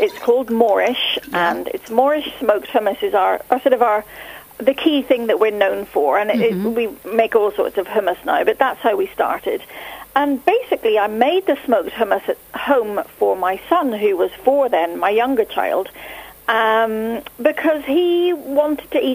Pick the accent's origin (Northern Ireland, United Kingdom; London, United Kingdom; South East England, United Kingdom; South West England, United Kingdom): Northern Ireland, United Kingdom; I grew up in Northern Ireland in a catering family